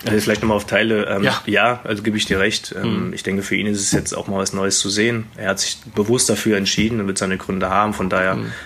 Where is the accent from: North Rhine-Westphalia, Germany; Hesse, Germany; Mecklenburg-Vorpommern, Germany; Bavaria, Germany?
Hesse, Germany; Wetzlar; moved away as an adult; also born or lived in Hamburg / Gummersbach; now in Erlangen, Germany; Also, es ist meine Heimat natürlich. Äh, da bin ich groß geworden in der Jugend